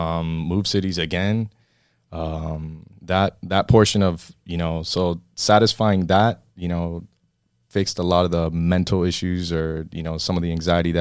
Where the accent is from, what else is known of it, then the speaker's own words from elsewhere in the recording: Miami, Florida, United States; moved away; Born and raised in Miami. My family moved down here. I mean, both my parents are Cuban.